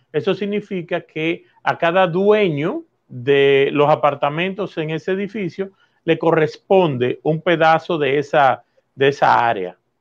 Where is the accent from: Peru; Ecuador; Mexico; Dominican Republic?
Dominican Republic; los dominicanos entendamos